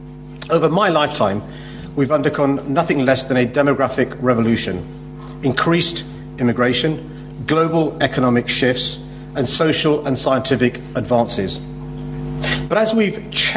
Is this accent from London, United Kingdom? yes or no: yes; London, United Kingdom; my own experiences growing up in London